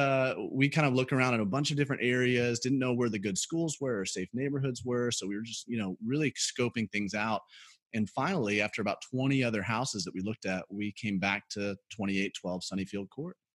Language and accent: English; Birmingham, Alabama, United States; moved away as an adult; also born or lived in South Carolina; I grew up in Birmingham, Alabama